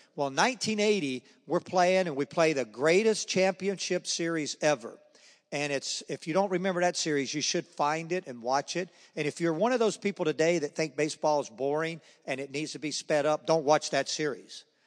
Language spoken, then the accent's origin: English; Charlotte, North Carolina, United States; I grew up in Charlotte, North Carolina